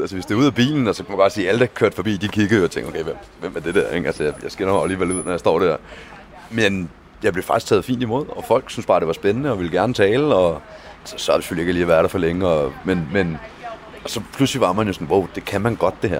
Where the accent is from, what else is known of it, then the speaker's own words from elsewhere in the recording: Denmark; jeg kommer fra Danmark